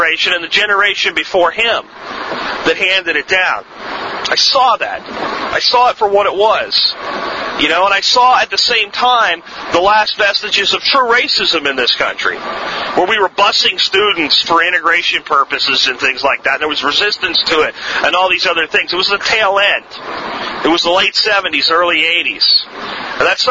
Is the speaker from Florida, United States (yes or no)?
yes; Florida, United States; accent: Florida accent; also born or lived in Pennsylvania; I moved from Pennsylvania to Florida with my family